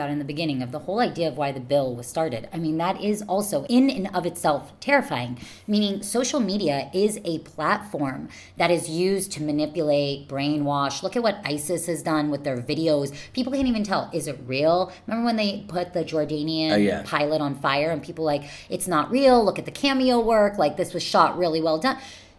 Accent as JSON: {"language": "English", "country": "United Kingdom", "said": "I'm not Mexican. I'm British."}